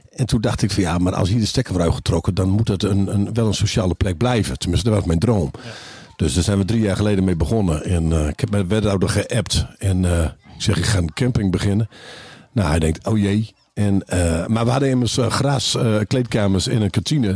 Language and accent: Dutch; Groningen, Netherlands; wij als Groningers